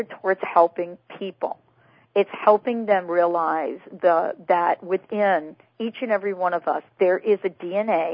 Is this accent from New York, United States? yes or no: yes; New York, United States; moved away; I'm from New York